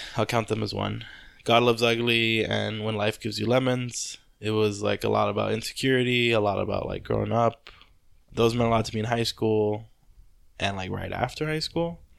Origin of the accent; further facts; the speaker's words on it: Compton, California, United States; I grew up in Compton